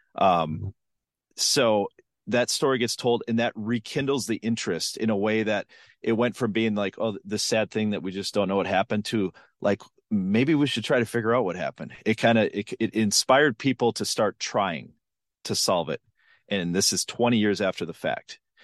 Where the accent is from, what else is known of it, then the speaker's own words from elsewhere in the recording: Western Minnesota, United States; I grew up in Western Minnesota in the nineties.